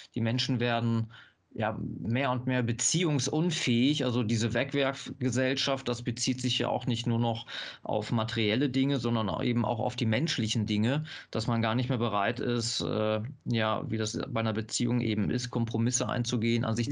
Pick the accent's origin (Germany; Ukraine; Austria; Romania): Germany; North Rhine-Westphalia; ich komme hier aus Nordrhein-Westfalen